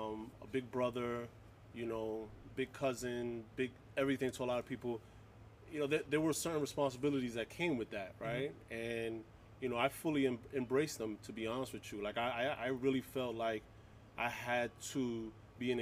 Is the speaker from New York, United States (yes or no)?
yes; New York City, New York, United States; I grew up in Harlem, in New York City, all over New York City